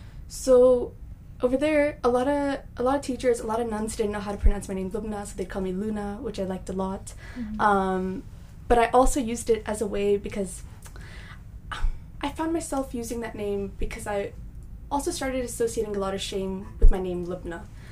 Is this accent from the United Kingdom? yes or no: no; Japan; also born or lived in Hong Kong; I was born in Japan, raised there for a bit, moved to Hong Kong, and I came here to pursue my education and start a life for myself.